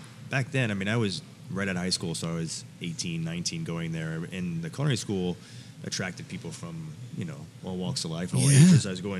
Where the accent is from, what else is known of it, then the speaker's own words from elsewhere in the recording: New York City, New York, United States; Born and raised here in New York City.